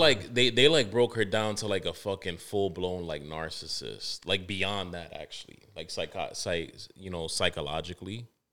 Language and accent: English; New York City, New York, United States; I'm from Harlem